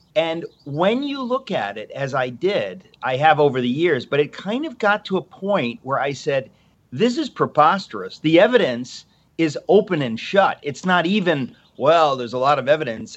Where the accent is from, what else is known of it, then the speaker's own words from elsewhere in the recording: Danbury, Connecticut, United States; I was raised in this house. Uh, this is where I am. I'm in Connecticut, Danbury, Connecticut